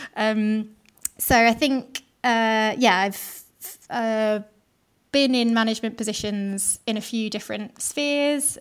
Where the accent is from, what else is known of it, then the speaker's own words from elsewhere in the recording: London, United Kingdom; I grew up in South London, so not too far from where I work now. I've always been a Londoner.